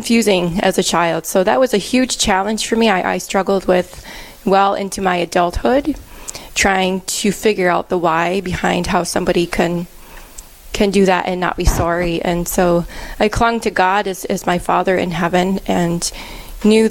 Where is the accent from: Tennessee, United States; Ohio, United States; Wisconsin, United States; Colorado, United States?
Wisconsin, United States; Milwaukee; moved away as an adult; now in Cook, United States; I'm originally from Milwaukee, Wisconsin, and I live here now in Cook, Minnesota